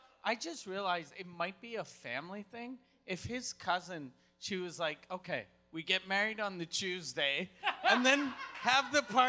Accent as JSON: {"language": "English", "town": "Quebec City", "region": "Quebec", "country": "Canada", "said": "I'm from Quebec City."}